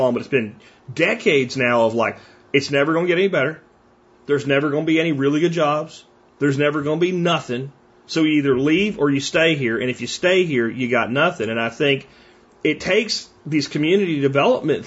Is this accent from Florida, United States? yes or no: no; Pottsville, Pennsylvania, United States; moved away; my hometown that I grew up